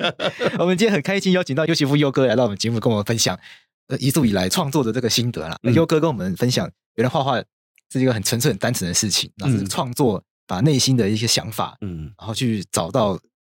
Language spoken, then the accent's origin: Chinese; Taiwan; 才能展现出真正属于我们台湾人的特色。